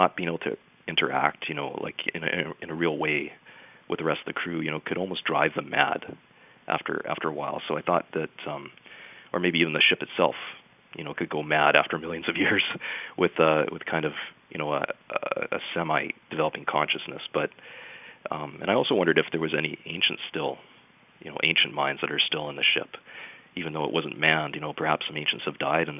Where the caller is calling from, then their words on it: Vancouver, British Columbia, Canada; I'm calling from Vancouver.